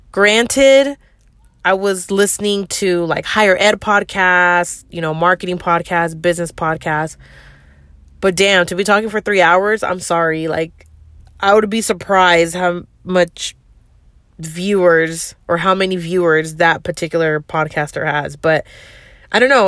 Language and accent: English; the Bay Area, California, United States; I'm from the Bay, and that's how we talk out here